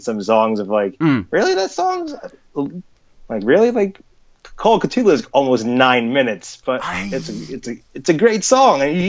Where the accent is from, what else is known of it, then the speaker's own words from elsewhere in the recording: New Jersey, United States; I am actually from New Jersey